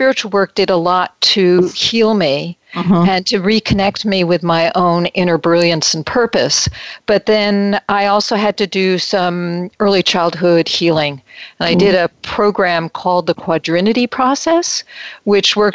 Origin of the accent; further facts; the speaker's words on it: Metuchen, New Jersey, United States; moved away as an adult; also born or lived in New York City / Winona, Minnesota; now in California, United States; I grew up in New Jersey, in Metuchen, New Jersey, and spent a lot of time in New York City. And transplanted to California